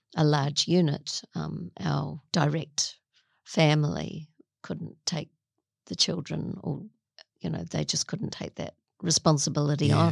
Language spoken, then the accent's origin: English; Auckland, New Zealand; I'm a Kiwi